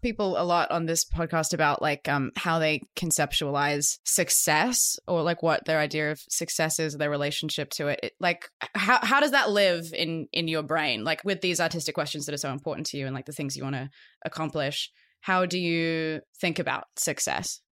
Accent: Australia; being Australian

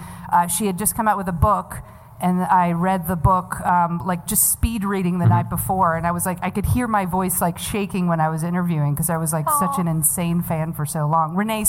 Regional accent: New York, United States; Well, born and raised in New York.

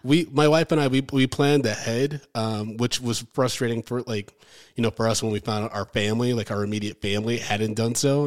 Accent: Ann Arbor, Michigan, United States; moved away as an adult; now in New York, United States; I grew up in Ann Arbor, Michigan

